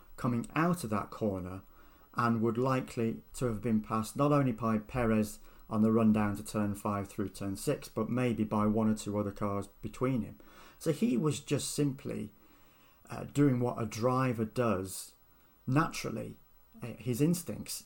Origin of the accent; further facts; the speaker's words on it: United Kingdom; I am British